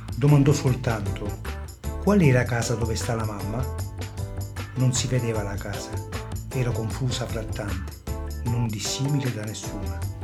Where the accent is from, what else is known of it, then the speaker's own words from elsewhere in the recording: Calabria, Italy; Calabrese Doc